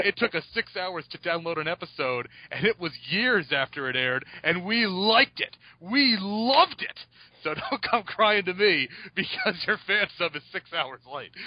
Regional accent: New York, United States; moved away; I'm from New York, so uh, originally

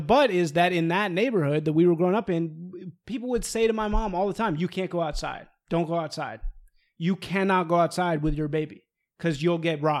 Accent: Evanston, Illinois, United States; in the school that I grew up in Evanston, Illinois, the most liberal place on planet Earth

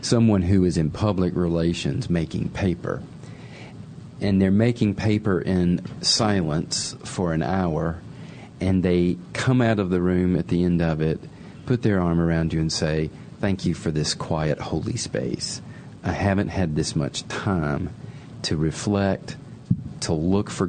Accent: South Carolina, United States; I grew up in South Carolina

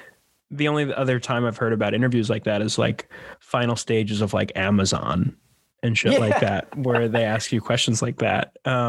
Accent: New York, United States; we're East Coasters too, where like we're from New York

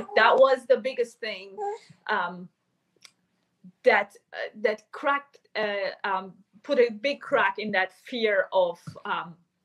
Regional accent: Konya, Turkey; moved away as an adult; also born or lived in Ankara, Turkey; I'm from Turkey. I was born and raised in what's called Iconium in the Book of Acts

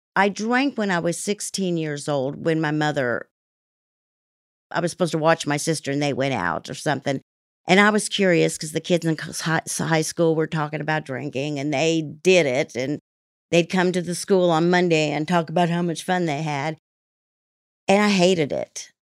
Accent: Salina, Kansas, United States; also born or lived in Italy; I grew up in Salina, Kansas

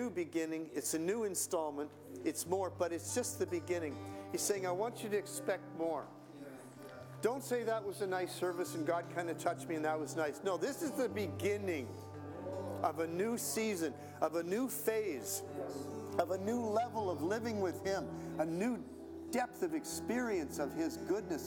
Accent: Canada; I'm a Canadian

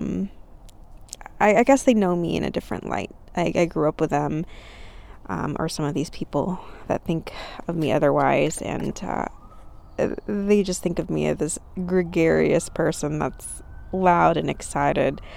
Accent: California, United States; now in Texas, United States; I grew up in California. I am currently in Texas

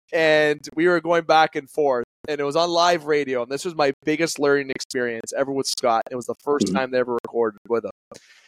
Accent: Canada; I'm a Canadian, so I'm not going to get into the money side of things

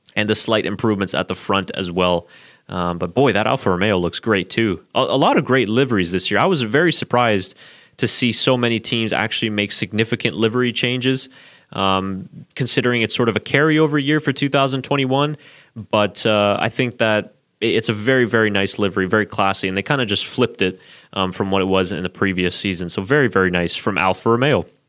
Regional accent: Burlington, Ontario, Canada; I was actually born in Burlington, Ontario, which is pretty much right next there to, uh, Hamilton, so I do know that area fairly well.

